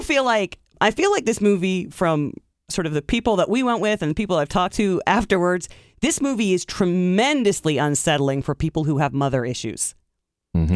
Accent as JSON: {"language": "English", "town": "Tiffin", "region": "Ohio", "country": "United States", "tie": "born or raised there", "moved": "yes", "said": "my hometown"}